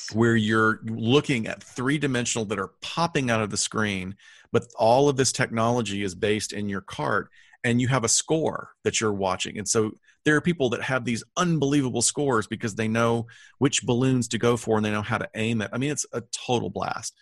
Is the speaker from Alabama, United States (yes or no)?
yes; Huntsville, Alabama, United States; my hometown of Huntsville